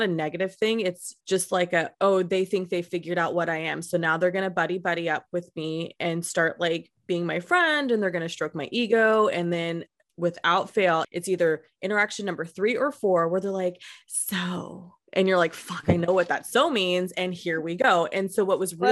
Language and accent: English; Modesto, California, United States; I'm from Modesto